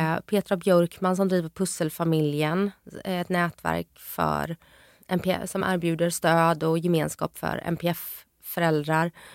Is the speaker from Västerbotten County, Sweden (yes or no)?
no; Jönköping, Jönköping County, Sweden; moved away; hemma hos min mamma nere i Jönköping där jag är ifrån